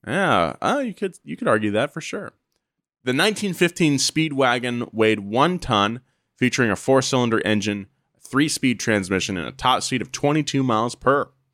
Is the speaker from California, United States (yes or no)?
yes; Atascadero, California, United States; moved away; my hometown of Atascadero, California.